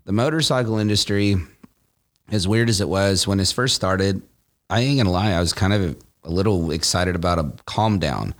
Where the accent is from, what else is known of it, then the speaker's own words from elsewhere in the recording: Callaway, Nebraska, United States; moved away as an adult; also born or lived in Iowa; now in California, United States; I was born in Iowa and then I, uh, grew up in Nebraska